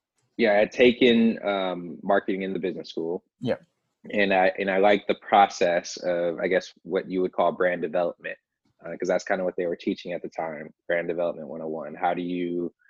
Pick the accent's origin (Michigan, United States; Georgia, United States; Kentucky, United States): Michigan, United States; Grand Rapids; I grew up in Grand Rapids